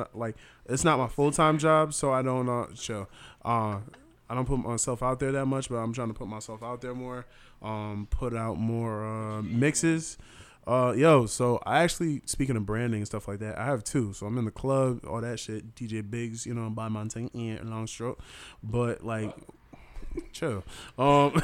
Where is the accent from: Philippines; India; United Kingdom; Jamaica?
Jamaica; now in Springfield, United States; I'm Jamaican